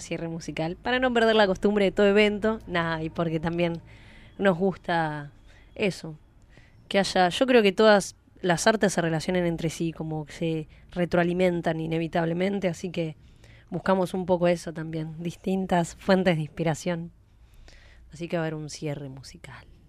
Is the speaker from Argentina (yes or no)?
yes; San Antonio de Padua, Buenos Aires Province, Argentina; soy de Padua